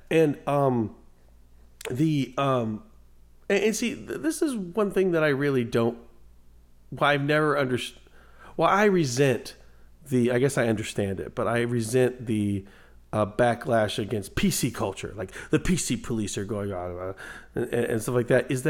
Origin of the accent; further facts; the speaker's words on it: Guatemala; that Mexican over there. Uh, I'm from Guatemala uh, you, you know